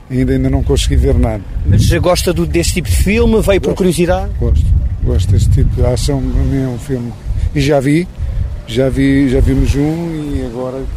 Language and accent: Portuguese; Silgueiros, Viseu, Portugal; Não sou, sou de Silgueiros, mas vim aqui para ver.